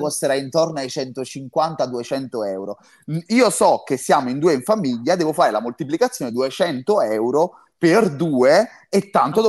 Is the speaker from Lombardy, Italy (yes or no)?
no; Campania, Italy; io sono campano